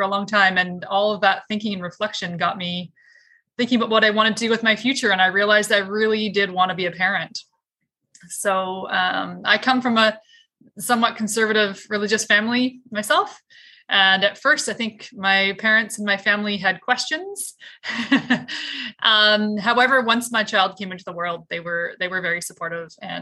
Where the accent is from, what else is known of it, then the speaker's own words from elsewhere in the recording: Canada; I am a Canadian woman myself.